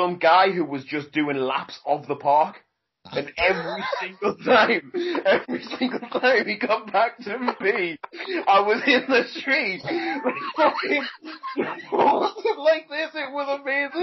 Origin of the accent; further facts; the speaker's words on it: South Shields, North East England, United Kingdom; South Shields. Yeah, Newcastle. Shields. That's my hometown where I grew up